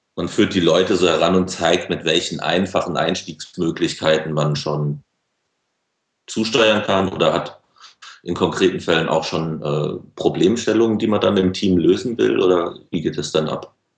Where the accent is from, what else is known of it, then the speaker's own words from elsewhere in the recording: Frankfurt, Hesse, Germany; als Frankfurter